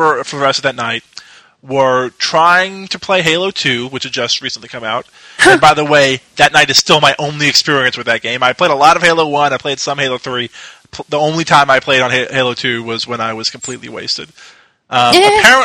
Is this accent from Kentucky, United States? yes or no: yes; Louisville, Kentucky, United States; moved away as an adult; also born or lived in Dallas; I had flew back to Louisville, my hometown, from Dallas, because I was going to school in Dallas.